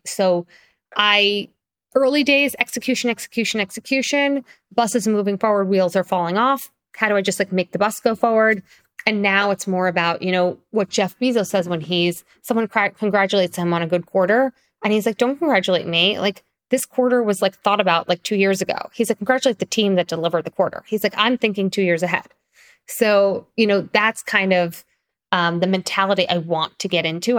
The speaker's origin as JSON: {"language": "English", "area": "Long Island", "region": "New York", "country": "United States", "tie": "born or raised there", "also_born_or_lived": "Springfield, Illinois", "said": "I primarily grew up in Long Island, which is kind of suburbs of Manhattan"}